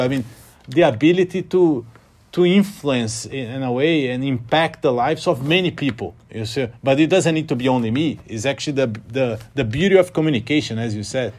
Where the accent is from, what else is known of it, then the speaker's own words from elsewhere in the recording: Rio de Janeiro, Brazil; moved away as an adult; now in London, United Kingdom; I grew up in Rio